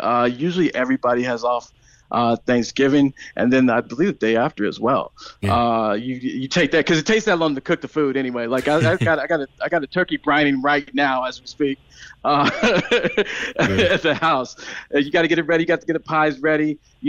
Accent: St. Louis, Missouri, United States; accent: American; moved away as an adult; also born or lived in Knoxville, Tennessee / San Francisco, California; now in Cork, Ireland; I'm originally from Knoxville, Tennessee, raised in St. Louis, Missouri, and just moved from San Francisco. So I have family all over the country.

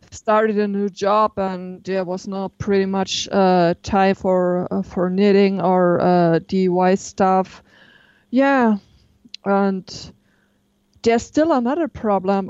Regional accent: near Stuttgart, Baden-Württemberg, Germany; I'm from the south of Germany, um, nearby Stuttgart.

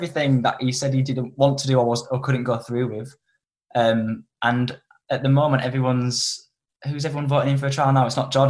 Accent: Leeds, Yorkshire and the Humber, United Kingdom; I'm from Leeds, yes.

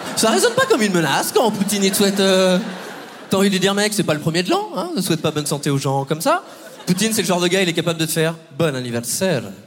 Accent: Poitiers, Nouvelle-Aquitaine, France; j'ai 29 ans et moi, je viens de Poitiers.

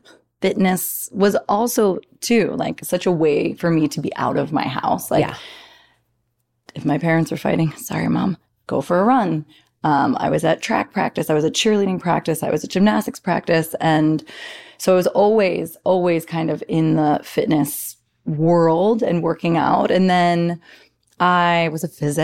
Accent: New Jersey, United States; I was from New Jersey, because I am

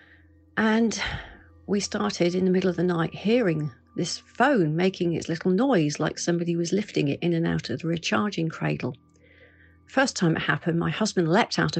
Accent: Bournemouth, South West England, United Kingdom; my hometown of Bournemouth

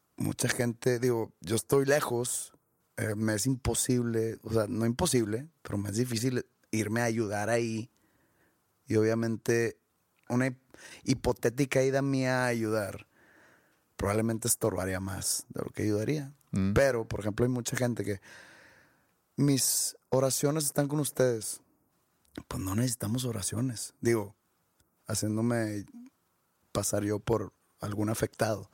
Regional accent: Mexico; moved away; como mexicanos

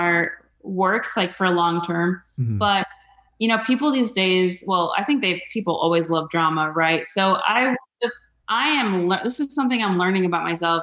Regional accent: Mesa, Arizona, United States; I grew up in Mesa

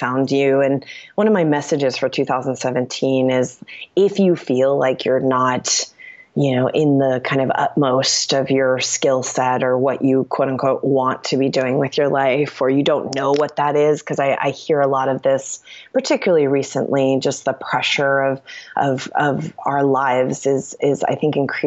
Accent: East Coast, United States; also born or lived in New York City; now in Los Angeles, United States; I'm from the East Coast.

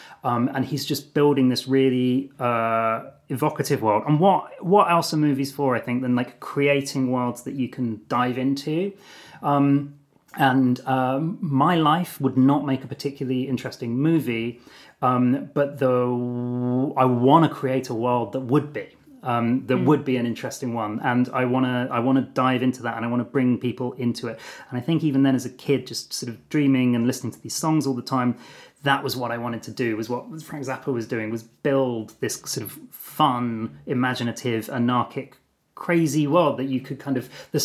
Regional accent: Brighton, South East England, United Kingdom; moved away as an adult; also born or lived in London; you're maybe about 6 years old, you're growing up in Brighton in Sussex

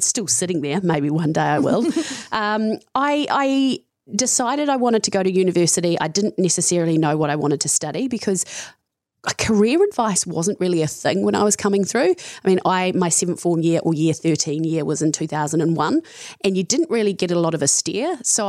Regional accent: Tarurutangi, Taranaki, New Zealand; So I grew up on a dairy farm in Taranaki, which is about, it's a place called Tarurutangi, which is 10 minutes out of New Plymouth.

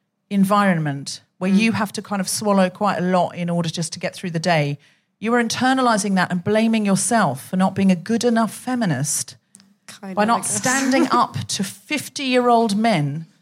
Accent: Yorkshire and the Humber, United Kingdom; sorry, no, I'm just from Yorkshire.

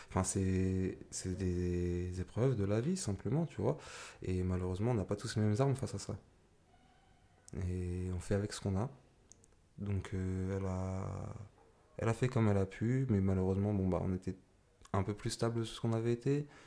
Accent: Argenteuil, Île-de-France, France; born there; Alors, moi, je suis né à Argenteuil, donc euh, je suis resté là-bas jusqu'à mes 5 ans.

